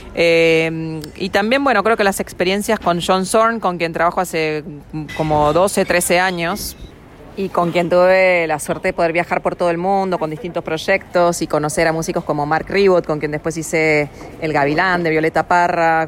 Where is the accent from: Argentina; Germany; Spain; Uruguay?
Argentina; now in New York, United States; mi raíz eh, como argentina